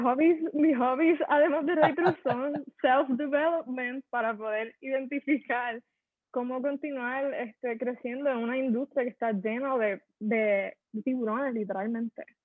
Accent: Puerto Rico; somos empresarios boricua

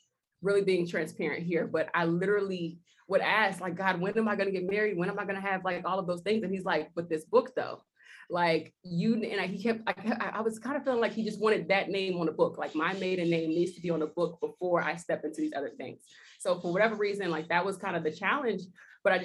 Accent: Houston, Texas, United States; also born or lived in Maryland; now in Costa Rica; I grew up in Houston.

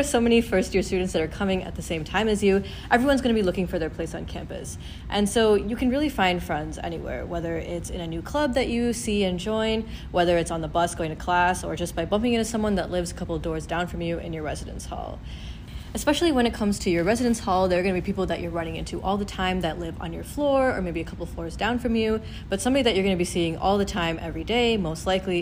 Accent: Troy, Michigan, United States; I'm originally from Troy, Michigan

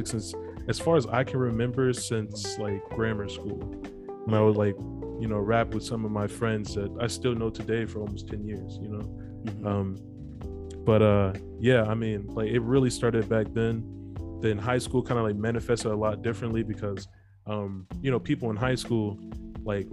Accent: Chicago, Illinois, United States; I'm from Chicago

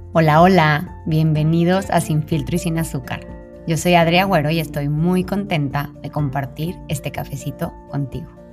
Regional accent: Torreón, Coahuila, Mexico; moved away; Rosé y yo somos de Torreón, así que nos conocemos de, yo creo que desde los 15 años

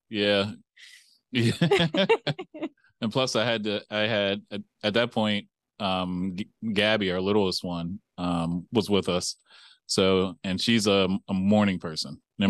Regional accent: Pennsylvania, United States; I'm from Pennsylvania originally

